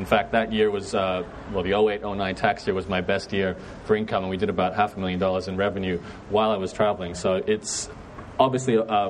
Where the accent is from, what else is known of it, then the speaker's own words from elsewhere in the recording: Brisbane, Queensland, Australia; accent: Canadian; Actually got Canadian background, but I'm born and raised in Brisbane, so this is my hood.